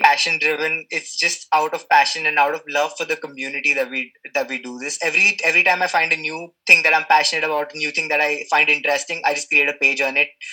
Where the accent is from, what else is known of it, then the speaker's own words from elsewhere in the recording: India; also born or lived in Mumbai; I'm from India. I'm in Mumbai